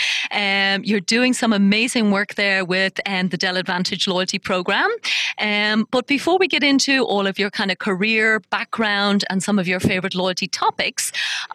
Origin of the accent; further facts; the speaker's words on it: Ireland; now in United Arab Emirates; my home country of Ireland